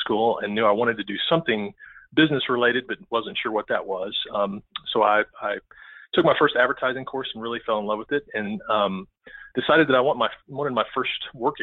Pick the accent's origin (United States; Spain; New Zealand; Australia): United States; Amarillo, Texas; moved away as an adult; now in Seattle, United States; I'm also a native Texan. I was born and raised in Amarillo, Texas